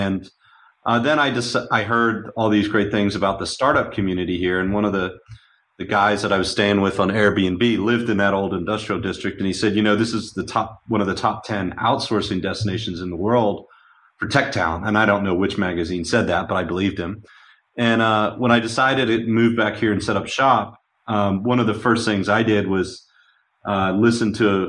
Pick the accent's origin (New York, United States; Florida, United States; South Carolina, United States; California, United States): New York, United States; New York City; moved away as an adult; now in Poland; I grew up in the New York City startup environment.